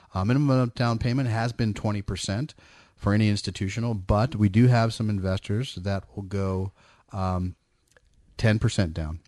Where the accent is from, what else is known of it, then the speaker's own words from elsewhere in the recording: East Bay, California, United States; moved away as an adult; now in Sacramento area, United States; I grew up in the East Bay